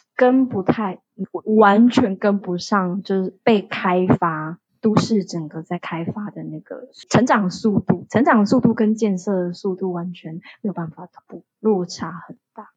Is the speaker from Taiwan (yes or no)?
yes; Taiwan; moved away as an adult; now in Phnom Penh, Cambodia; 我以我一个台湾人以外，还有另外一个台湾人，就是两个台湾人。